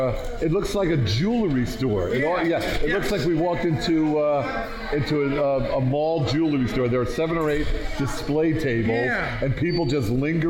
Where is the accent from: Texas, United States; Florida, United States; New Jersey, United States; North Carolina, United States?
New Jersey, United States; Born and bred in Jersey.